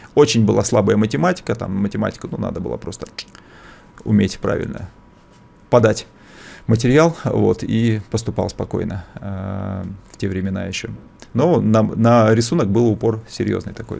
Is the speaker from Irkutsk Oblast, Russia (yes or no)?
yes; Bratsk, Irkutsk Oblast, Russia; moved away; also born or lived in Vikhorevka; мы жили еще в Братске, кто знает, может быть, есть такой городок. Вот, я, я, я даже не в нем родился, где-то где даже под Братском, там маленький был город Вихаревка. Родился я в Братске, это Иркутская область. Э, ну, то есть, то, то, есть, то есть там я там я это учился в школе